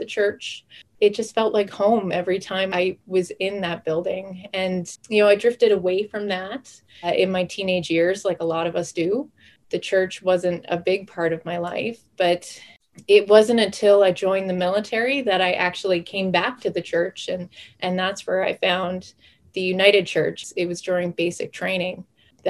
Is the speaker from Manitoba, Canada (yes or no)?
no; Sydney, Nova Scotia, Canada; now in Cold Lake, Canada; I was born and raised in Sydney, Cape Breton